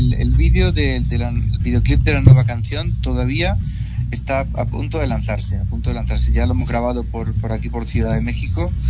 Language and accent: Spanish; Granada, Andalusia, Spain; ya me voy a Granada directamente, que es de donde yo soy